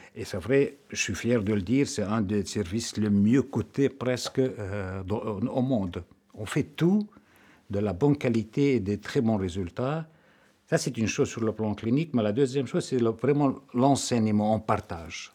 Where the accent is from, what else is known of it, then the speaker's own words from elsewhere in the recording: Lebanon; moved away as an adult; now in Belgium; je suis né au Liban. Euh, je suis donc euh, le quatrième d'une famille de neuf